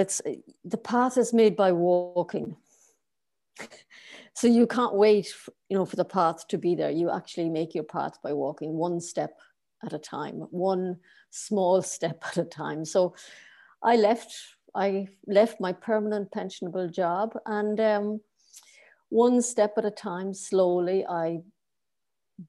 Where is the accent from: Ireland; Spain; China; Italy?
Ireland; moved away as an adult; now in Berlin, Germany; I'm Irish. I started off working for the government